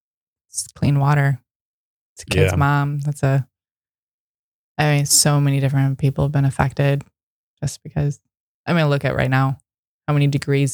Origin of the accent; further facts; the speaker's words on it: Michigan, United States; And you know, I come from Michigan.